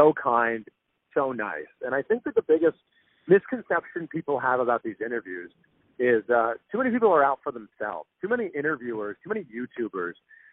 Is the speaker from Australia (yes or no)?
no; just outside of Toronto, Ontario, Canada; I grew up just outside of Toronto